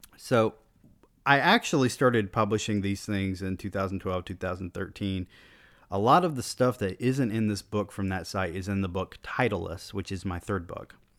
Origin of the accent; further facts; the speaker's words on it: the South, United States; I was born in the South